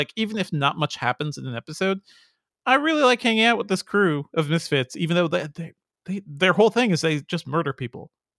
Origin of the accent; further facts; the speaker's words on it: Guyana; born there; I was born in Guyana.